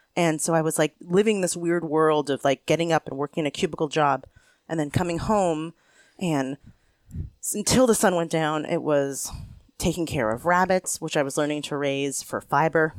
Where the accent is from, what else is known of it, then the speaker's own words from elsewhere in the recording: Pennsylvania, United States; also born or lived in Tennessee / Vermont; now in Vermont–New York border area, United States; I moved back to the East Coast, which is where I'm from, I'm from Pennsylvania